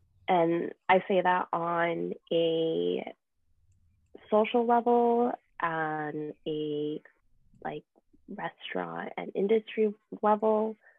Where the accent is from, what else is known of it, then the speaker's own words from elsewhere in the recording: United States; I'm also an American